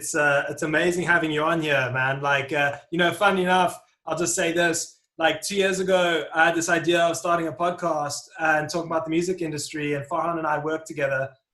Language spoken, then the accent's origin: English; South Africa; now in London, United Kingdom; I'm South African when I was living there, I'm now in London.